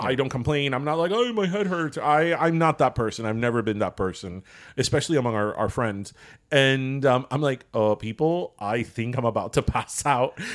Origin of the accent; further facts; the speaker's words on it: Miami, Florida, United States; I'm from Miami